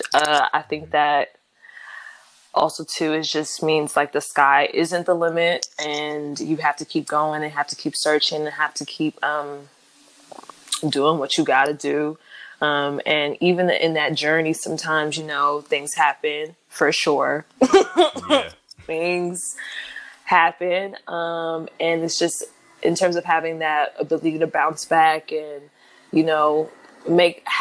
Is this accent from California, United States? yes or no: yes; Los Angeles, California, United States; I'm from Los Angeles, California.